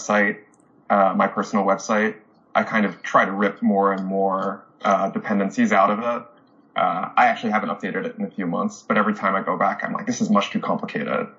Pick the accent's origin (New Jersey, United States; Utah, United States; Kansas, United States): New Jersey, United States; I grew up in New Jersey, not too far from the lab